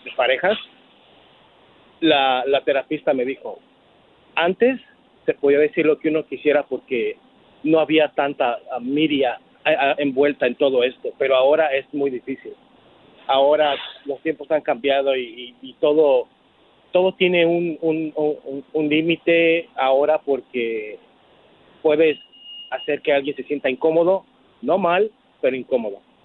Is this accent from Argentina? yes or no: no; Mexico; Como mexicano que soy